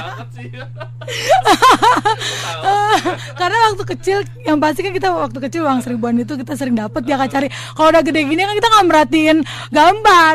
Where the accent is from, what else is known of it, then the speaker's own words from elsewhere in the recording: North Sumatra, Indonesia; saya dari Sumatera Utara